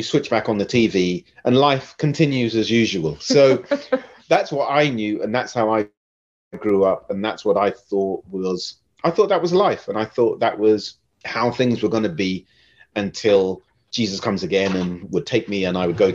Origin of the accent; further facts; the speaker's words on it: Basingstoke, South East England, United Kingdom; also born or lived in London; my mum took myself and my sister to Hampshire, Basingstoke. And so we grew up in Basingstoke.